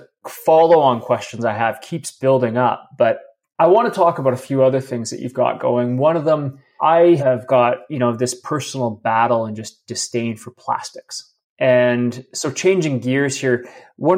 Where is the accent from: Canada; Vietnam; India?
Canada; also born or lived in Alberta; being a Canadian up here, and it's my old stomping grounds